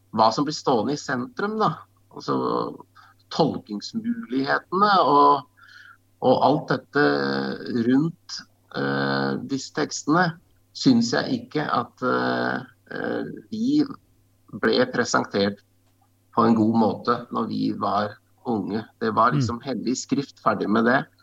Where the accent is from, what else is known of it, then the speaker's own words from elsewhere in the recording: Norway; jeg vokste opp ute i, på, på Solumstrand på Åskollen